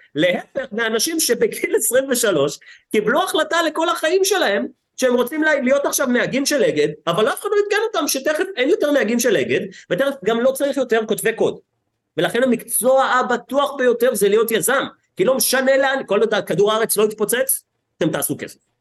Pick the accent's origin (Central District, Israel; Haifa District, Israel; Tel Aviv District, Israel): Tel Aviv District, Israel; Herzliya; גדלתי בהרצליה כמו איזה ילד מפונפן שהיה בצופים